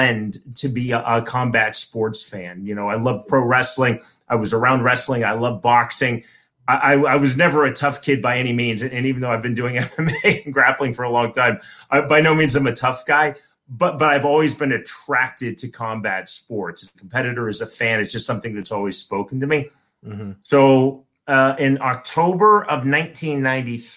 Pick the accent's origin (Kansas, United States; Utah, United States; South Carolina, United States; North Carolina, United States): Kansas, United States; Shawnee; I'm from Kansas. I actually live in the suburb where I grew up.